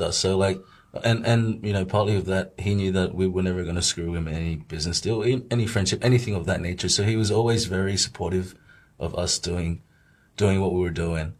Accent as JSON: {"language": "English", "country": "Australia", "tie": "born or raised there", "moved": "as an adult", "lives_now": "Shanghai, China"}